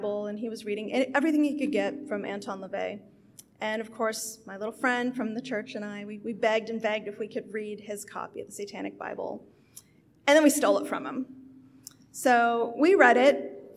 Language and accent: English; Appalachia, West Virginia, United States; now in Houston, United States; I was raised Pentecostal in Appalachia.